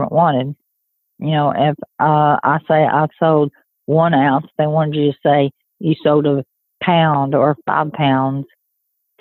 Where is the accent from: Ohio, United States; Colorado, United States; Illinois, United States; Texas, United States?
Texas, United States; Mabank; I grew up in Maybank, Texas. That's where I graduated